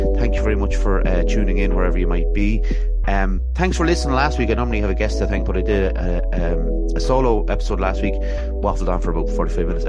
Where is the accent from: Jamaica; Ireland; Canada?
Ireland; Athlone, Leinster; I'm from Athlone here